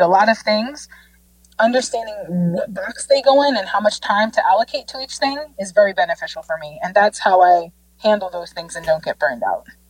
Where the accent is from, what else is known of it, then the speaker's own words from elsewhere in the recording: Jamaica; growing up in Jamaica, we had these hymns and songs